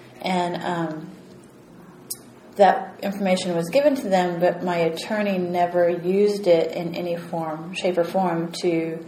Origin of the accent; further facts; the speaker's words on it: Missouri, United States; moved away as an adult; now in California, United States; I'm from Missouri. I'm not a California resident.